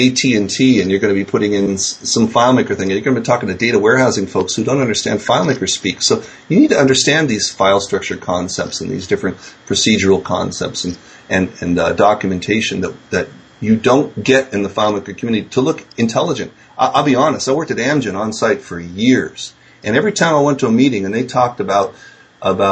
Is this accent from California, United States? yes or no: yes; San Francisco, California, United States; I grew up in San Francisco. That's my hometown.